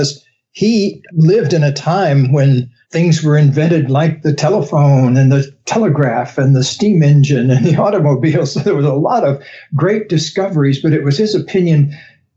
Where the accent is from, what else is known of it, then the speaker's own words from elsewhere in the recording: the South, United States; I grew up in the South where people have some unusual names like Gaylord and Beauregard